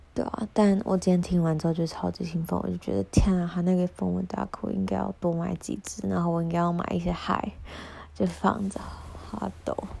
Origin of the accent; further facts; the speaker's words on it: Kaohsiung, Taiwan; 我是高雄人